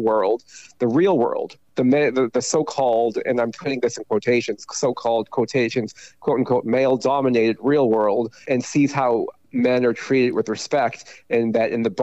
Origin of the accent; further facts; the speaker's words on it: Taiwan; moved away; I was born in Taiwan, and my father was from China, my mother was from Taiwan